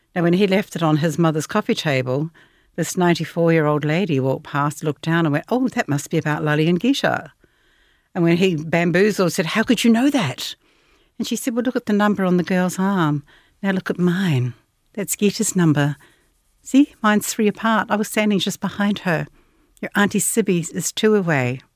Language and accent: English; New Zealand; growing up in New Zealand